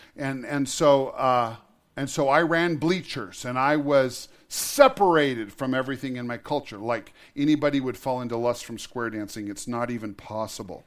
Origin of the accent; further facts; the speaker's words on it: Montana, United States; I was born in Montana. I love Montana. I have chosen to live most of my life in Montana